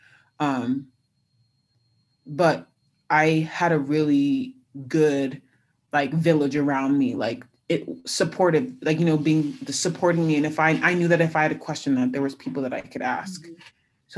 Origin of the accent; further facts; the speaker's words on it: California, United States; I had gone in an unofficial to USC because I'm from California.